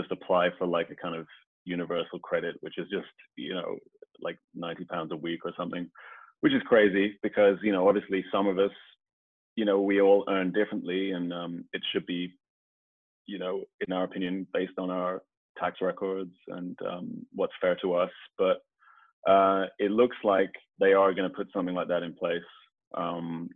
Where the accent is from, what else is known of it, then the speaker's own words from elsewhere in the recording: Birmingham, West Midlands, United Kingdom; I'm actually from Birmingham